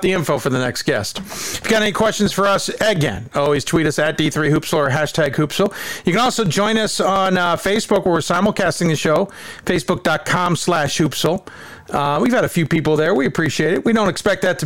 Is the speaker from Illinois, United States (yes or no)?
yes; Chicago, Illinois, United States; Growing up in Chicago